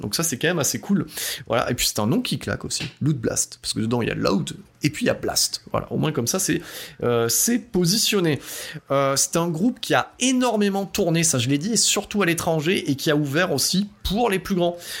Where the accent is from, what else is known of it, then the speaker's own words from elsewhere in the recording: Drôme Provençale, Auvergne-Rhône-Alpes, France; je viens de la Drôme-Provençale